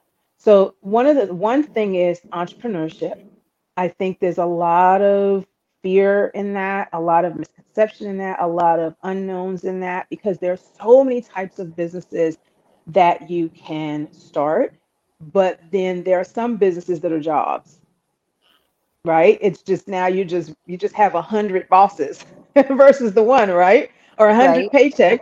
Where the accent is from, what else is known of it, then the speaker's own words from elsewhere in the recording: New York, United States; moved away as an adult; also born or lived in Philadelphia, Pennsylvania; now in Jacksonville, United States; I grew up in New York, and I went to college in Philadelphia.